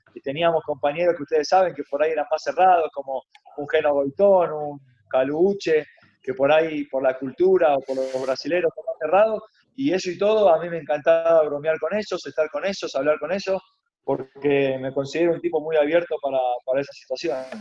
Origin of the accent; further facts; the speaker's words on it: Argentina; moved away as an adult; also born or lived in Almería, Spain / Mexico / Paraguay / Ecuador; now in Peru; por más que venga de Argentina